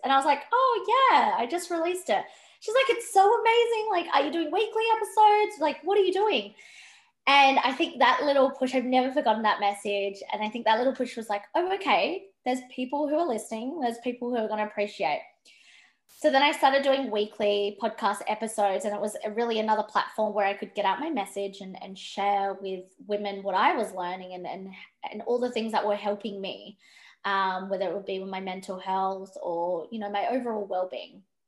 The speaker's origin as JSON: {"language": "English", "town": "Perth", "region": "Western Australia", "country": "Australia", "tie": "born or raised there", "said": "I grew up in Perth. Um, I was living up until I was about nine, 10, I was living up north of Western Australia. Um, and then we moved to Perth, me and my family."}